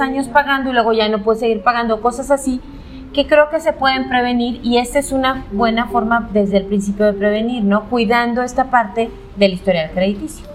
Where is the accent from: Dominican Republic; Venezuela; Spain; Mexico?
Mexico; León, Guanajuato; yo soy de León